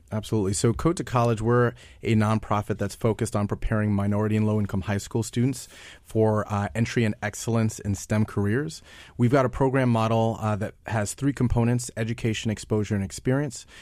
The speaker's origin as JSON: {"language": "English", "region": "New York", "country": "United States", "said": "I'm from New York"}